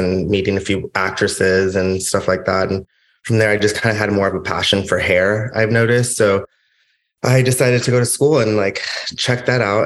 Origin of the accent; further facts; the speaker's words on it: Los Angeles, California, United States; I grew up in LA, I grew up in the Valley